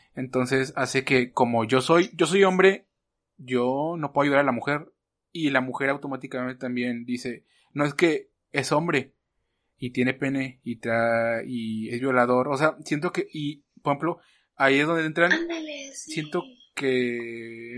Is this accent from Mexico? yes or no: yes; Mexico; como mexicanos